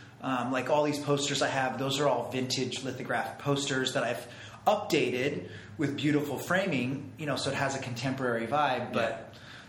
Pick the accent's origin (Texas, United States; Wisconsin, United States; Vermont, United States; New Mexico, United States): New Mexico, United States; Santa Fe; moved away; I grew up in Santa Fe, New Mexico.